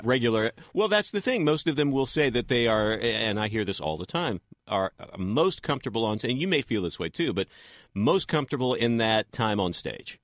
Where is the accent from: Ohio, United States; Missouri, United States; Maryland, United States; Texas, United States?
Texas, United States; West; moved away as an adult; also born or lived in Houston; now in Los Angeles, United States; I grew up in West Texas